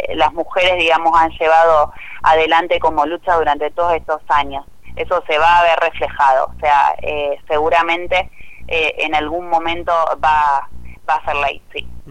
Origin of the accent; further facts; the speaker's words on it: Cañada de Gómez, Santa Fe, Argentina; yo soy de la ciudad de Cañada de Gómez, eh, nací y viví toda mi vida en Cañada de Gómez